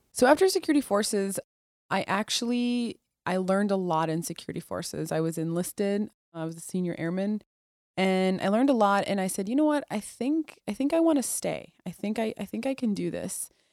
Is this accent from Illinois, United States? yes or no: no; Toledo, Ohio, United States; also born or lived in Mosul, Iraq; I was born in Toledo, Ohio